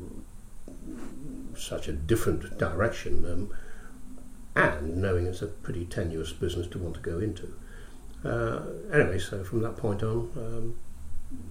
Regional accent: Scotland, United Kingdom; also born or lived in Glasgow / London; I grew up in Scotland, went to school in Scotland, and then also went to drama college in Scotland.

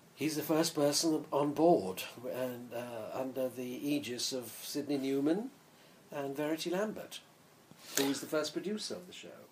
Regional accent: England, United Kingdom; also born or lived in India; I was born in India but brought up in England

